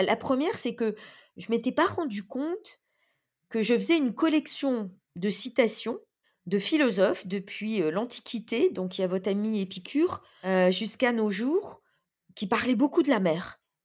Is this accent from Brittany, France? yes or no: no; Bourgogne-Franche-Comté, France; je suis née dans les terres. Je suis née en Franche-Comté.